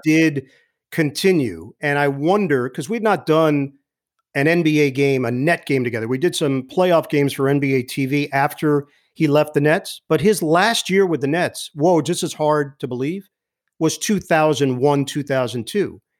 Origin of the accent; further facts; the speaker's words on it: New York City, New York, United States; moved away as an adult; also born or lived in Upper East Side, Manhattan; now in New Jersey, United States; I'm originally from Queens